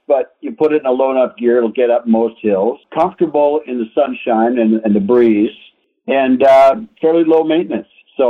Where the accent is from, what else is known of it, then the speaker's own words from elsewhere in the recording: Southern California, United States; now in Minnesota, United States; car people from when we grew up out in Southern California